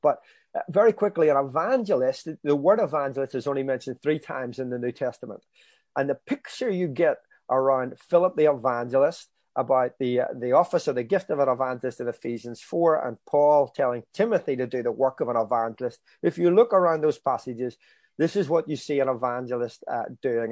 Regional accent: Belfast, Northern Ireland, United Kingdom; I grew up in, um, If East Belfast, still live in East Belfast

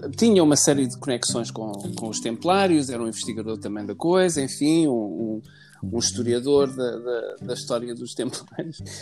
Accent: Lisbon, Portugal; now in Tomar, Portugal; eu nasci em Lisboa, sou alfacinha de gemas, nasci na maternidade de Alfredo Costa, como todos os alfacinhas

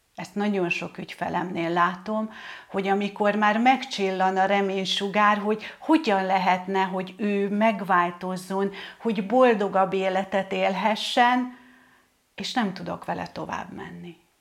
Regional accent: Hungary; én egy vidéki lány vagyok

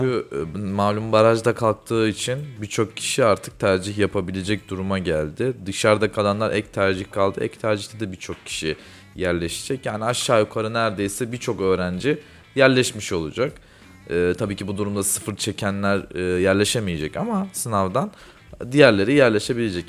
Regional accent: Kayseri Province, Turkey; Ben Kayseriliyim

